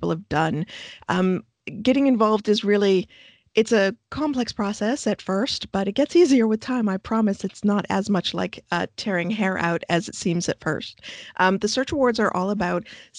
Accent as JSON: {"language": "English", "country": "Canada", "said": "as Canadians"}